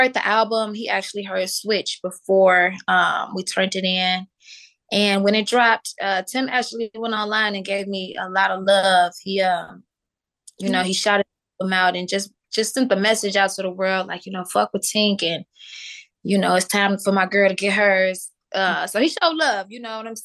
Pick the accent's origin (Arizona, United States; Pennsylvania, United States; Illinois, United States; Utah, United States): Illinois, United States; Chicago; I'm from Chicago.